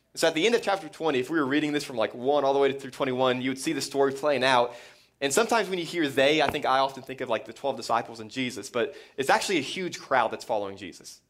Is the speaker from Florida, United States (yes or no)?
yes; Florida, United States; I grew up in Florida